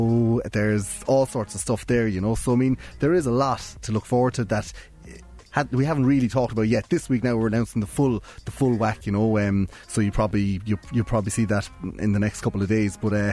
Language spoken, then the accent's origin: English; Cork, Munster, Ireland; they came from Waterford, we come from Cork